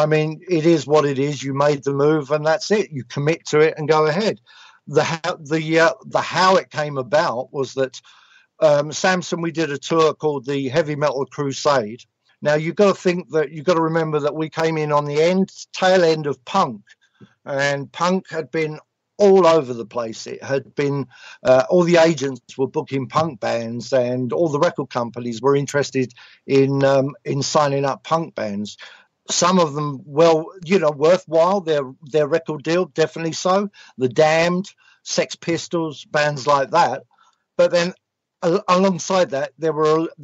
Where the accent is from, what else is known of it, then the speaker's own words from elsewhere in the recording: London, United Kingdom; also born or lived in Sicily; I wasn't an East End Londoner, so I was a little bit out of my league because I came from Southeast London, so I wasn't an East Ender